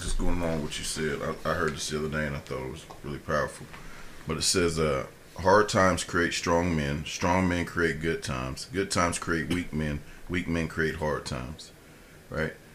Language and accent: English; Columbus, Ohio, United States; moved away; I'm from Columbus